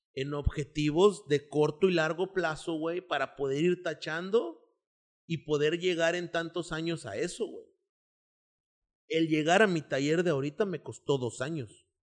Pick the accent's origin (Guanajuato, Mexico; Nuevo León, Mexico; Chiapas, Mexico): Nuevo León, Mexico; Monterrey; orgullosamente de aquí, güey. O sea, soy orgullosamente regiomontano